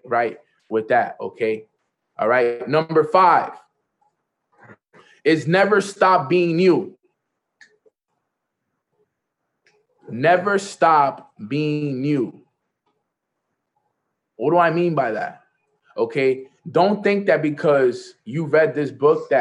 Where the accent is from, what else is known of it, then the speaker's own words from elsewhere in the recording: New York, United States; I'm from New York